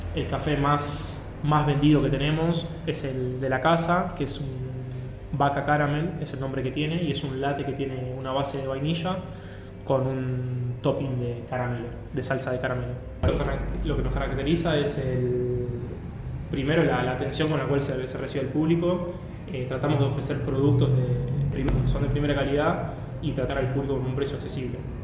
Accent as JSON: {"language": "Spanish", "country": "Argentina", "also_born_or_lived": "Dublin, Ireland", "said": "yo soy argentino"}